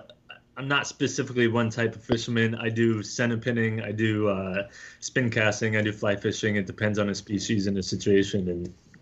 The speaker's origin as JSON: {"language": "English", "town": "Scranton", "region": "Pennsylvania", "country": "United States", "tie": "born or raised there", "moved": "as an adult", "lives_now": "Nepal", "said": "I'm originally from Pennsylvania."}